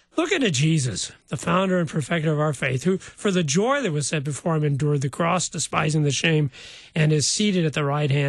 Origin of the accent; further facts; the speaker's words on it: New Athens, Illinois, United States; New Athens.